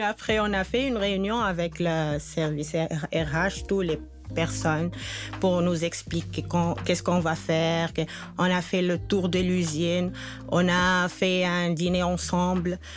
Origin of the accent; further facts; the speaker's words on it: Tunisia; moved away as an adult; now in Quebec, Canada; je viens de la Tunisie